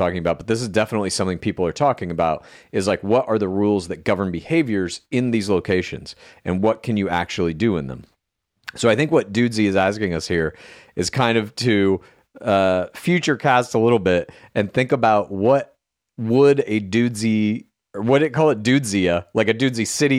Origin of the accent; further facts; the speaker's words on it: outside Dallas, Texas, United States; moved away; I'm from Texas originally